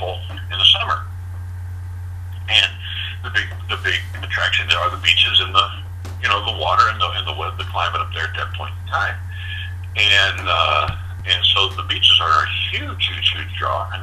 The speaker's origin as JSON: {"language": "English", "town": "St. Louis", "region": "Missouri", "country": "United States", "tie": "born or raised there", "said": "growing up in the St. Louis area"}